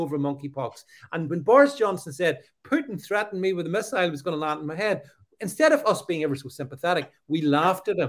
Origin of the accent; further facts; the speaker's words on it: United Kingdom; as a Brit